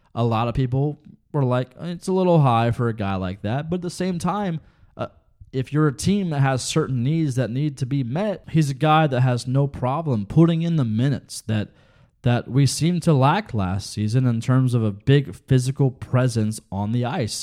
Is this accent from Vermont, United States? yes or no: no; Ohio, United States; We're both from Ohio.